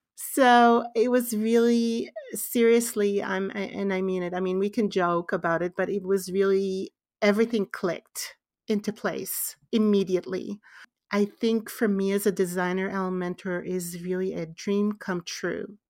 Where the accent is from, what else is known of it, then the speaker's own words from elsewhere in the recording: Israel; born and raised in Israel